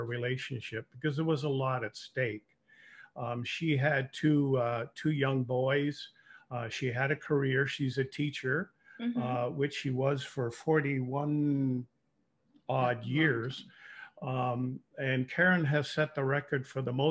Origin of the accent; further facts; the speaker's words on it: Toronto, Ontario, Canada; moved away as an adult; now in Windsor, Canada; I was born and raised in Toronto